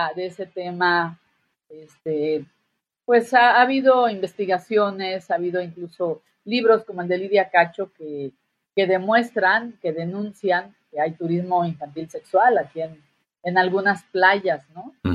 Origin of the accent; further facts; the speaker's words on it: Guerrero, Mexico; por acá de mi tierra, en Guerrero